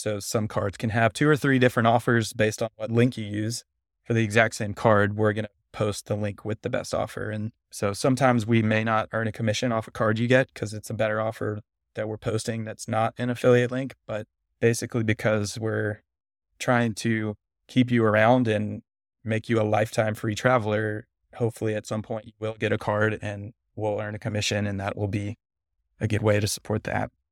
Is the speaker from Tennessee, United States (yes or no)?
yes; Nashville, Tennessee, United States; also born or lived in Cincinnati, Ohio; I grew up born in Cincinnati, but moved to Nashville, Tennessee when I was little and grew up in the South